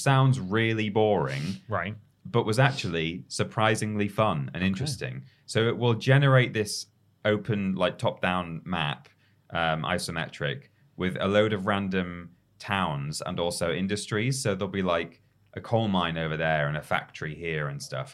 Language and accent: English; England, United Kingdom; as a an English person